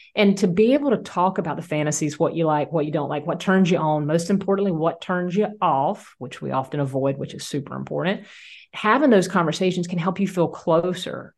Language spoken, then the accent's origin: English; Southeast Georgia, United States; also born or lived in Louisiana; my hometown